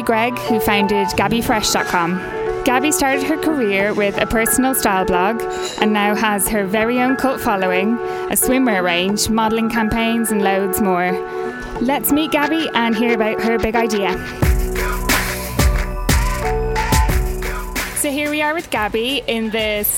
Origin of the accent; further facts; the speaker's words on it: Ireland; I'm Irish